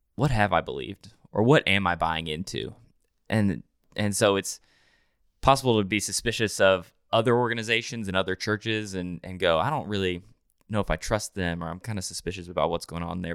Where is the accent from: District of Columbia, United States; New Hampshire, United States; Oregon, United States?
New Hampshire, United States; now in Nashville, United States; I grew up in New Hampshire, way up north